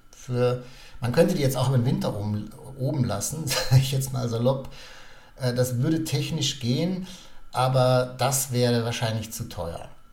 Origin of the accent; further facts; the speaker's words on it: Germany; bei uns in Deutschland